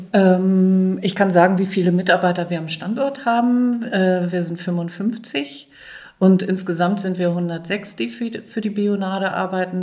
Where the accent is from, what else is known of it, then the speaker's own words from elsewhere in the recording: Hamburg, Germany; Ich bin aus Hamburg. Ich bin Nordlicht